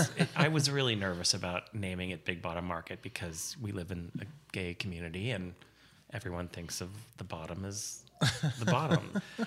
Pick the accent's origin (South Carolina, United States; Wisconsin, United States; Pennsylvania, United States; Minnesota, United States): Pennsylvania, United States; Pittsburgh; also born or lived in New York / San Francisco; now in Guerneville, United States; I grew up in Pittsburgh, and then I moved to New York